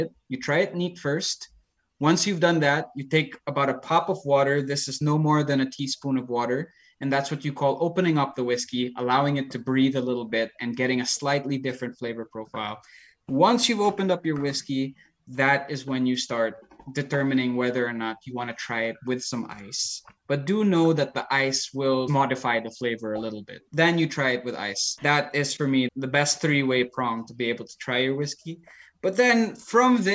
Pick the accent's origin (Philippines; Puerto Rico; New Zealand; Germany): Philippines; I grew up in the Philippines